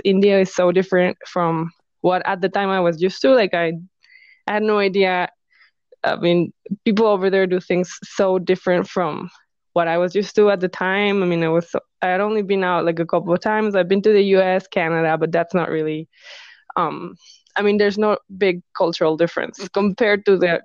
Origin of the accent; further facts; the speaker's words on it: Mexico; moved away as an adult; also born or lived in Los Angeles, United States; I decided I want to move back to my home country and open my own business. So I came back here, Mexico